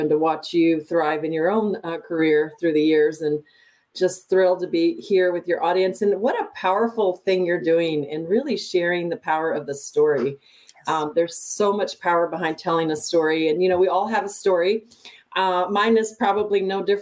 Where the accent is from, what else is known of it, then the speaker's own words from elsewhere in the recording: El Paso, Texas, United States; moved away; So I'm from El Paso, Texas. I'm a border town gal